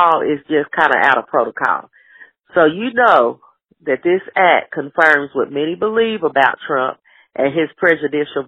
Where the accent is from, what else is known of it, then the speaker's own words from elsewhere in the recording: Knoxville, Tennessee, United States; my hometown of Knoxville, Tennessee